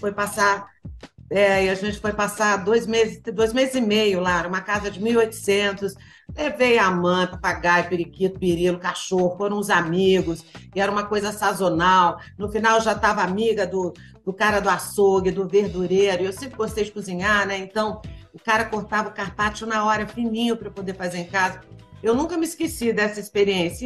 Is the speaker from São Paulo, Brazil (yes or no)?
no; Goiânia, Goiás, Brazil; Eu nasci em Goiânia